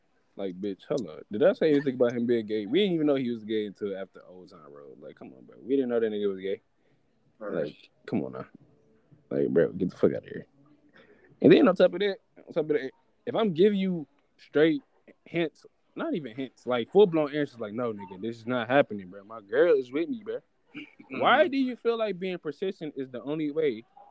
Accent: Detroit, Michigan, United States; you know, I'm from Detroit and shit.

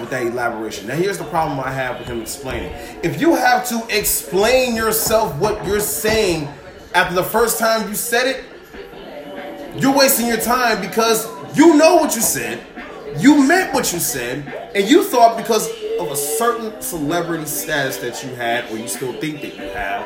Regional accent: Chicago, Illinois, United States; I was born and raised in Chicago.

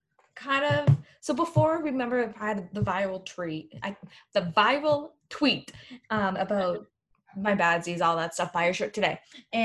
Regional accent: Midwest, United States; I'm from the Midwest U.S., so I'm a huge Big Ten football fan.

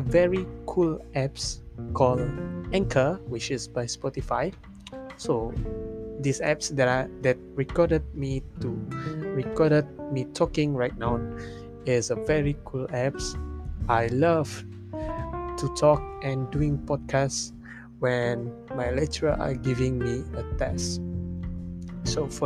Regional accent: Malaysia; first language Malay; English is a second language; I am a Malaysian, so my first language is Malaysia, Bahasa Malaysia

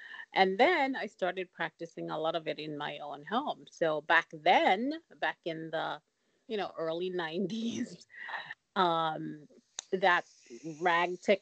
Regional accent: Jamaica; moved away; I'm from Jamaica.

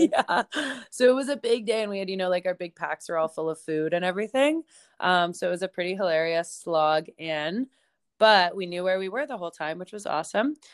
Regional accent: Banff, Alberta, Canada; moved away as an adult; also born or lived in Vancouver, British Columbia; now in Nelson, Canada; I grew up in Banff, Alberta. Um, that's my hometown.

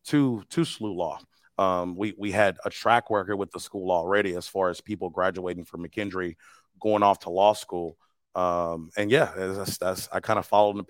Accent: East St. Louis, Illinois, United States; I'm from East St. Louis, born and raised

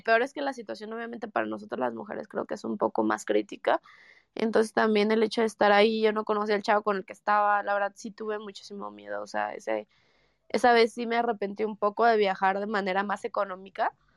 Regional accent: Mexico

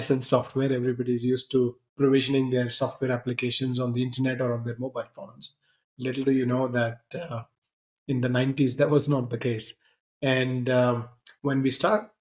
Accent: India; moved away as an adult; also born or lived in Punjab / Bay Area, United States; I grew up in India.

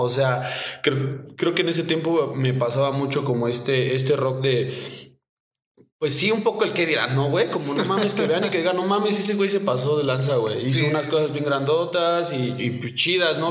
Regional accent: Cuautitlán Izcalli, State of Mexico, Mexico; yo soy eh, del Estado de México, Cotlán Iscali. Eh, pues ahora sí que crecí ahí en, Infonavit Norte

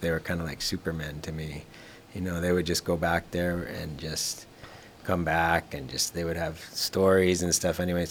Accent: Kohala, Hawaii, United States; I was raised here in Kohala since I was a kid all the way up through.

